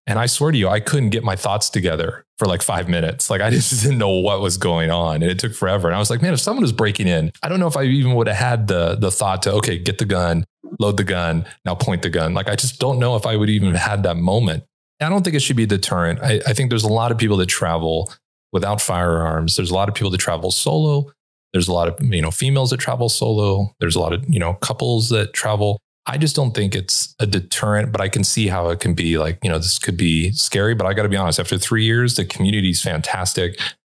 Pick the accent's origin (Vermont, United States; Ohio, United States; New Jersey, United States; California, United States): California, United States; Los Angeles; And look, I'm from Los Angeles. I locked everything for the first year.